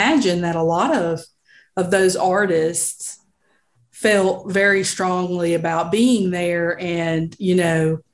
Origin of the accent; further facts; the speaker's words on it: Montgomery, Alabama, United States; I'm originally from Montgomery